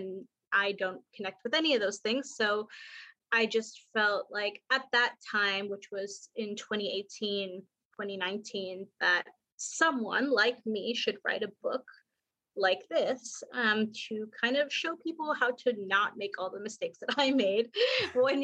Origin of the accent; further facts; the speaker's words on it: New York City, New York, United States; moved away as an adult; also born or lived in South Florida; now in Portland, United States; I'm from New York, grew up in Queens, kind of bounced around after I graduated college.